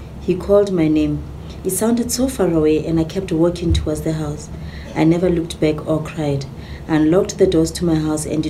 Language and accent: English; Mahikeng, North West, South Africa; moved away; also born or lived in Kagiso, South Africa; I was born in Kagiso, grew up in Mafikeng.